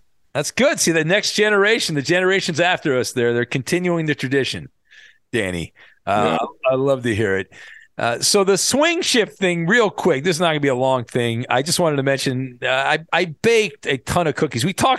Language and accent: English; Irvine, California, United States; I'll never forget growing up in Irvine, we had there was this slide at I think it was Heritage Park.